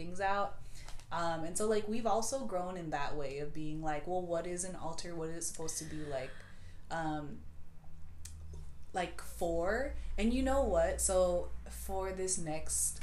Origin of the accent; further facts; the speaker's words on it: Bay Area, California, United States; from the Bay Area.